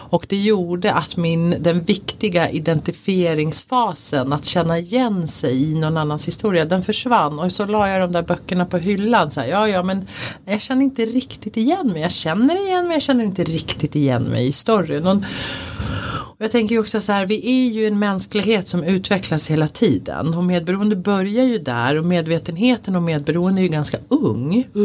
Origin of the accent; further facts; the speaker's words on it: Sweden; jag är en svensk kvinna född i en svensk kultur.